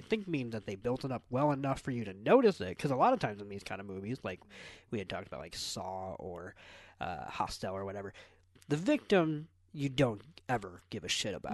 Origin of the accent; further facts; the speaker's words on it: United States; as American